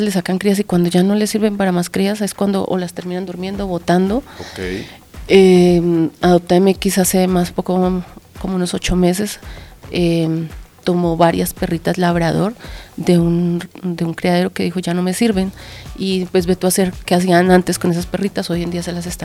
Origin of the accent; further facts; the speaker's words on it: Colombia; Sin embargo, yo soy de Colombia. Eh, y el tema del maltrato animal era muy cercano, o sea, se veía mucho más en Venezuela o hacia esa zona.